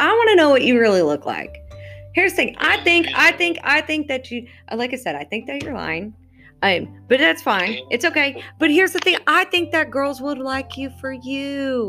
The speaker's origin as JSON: {"language": "English", "country": "Israel", "also_born_or_lived": "California", "second_language": "English", "said": "I'm from Israel. So, you know, a couple. I mean, Israel's small, so, you know, got maybe 20 of us there."}